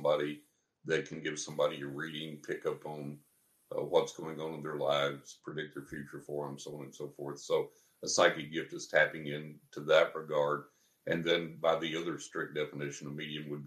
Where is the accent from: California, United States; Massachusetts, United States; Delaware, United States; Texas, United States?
Texas, United States; San Angelo; moved away; I grew up over in San Angelo in West Texas